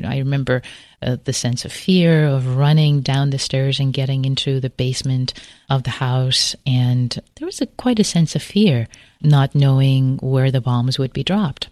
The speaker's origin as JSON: {"language": "English", "town": "Tehran", "region": "Tehran Province", "country": "Iran", "tie": "born or raised there", "also_born_or_lived": "Berkeley, California", "moved": "yes", "said": "I grew up in Tehran"}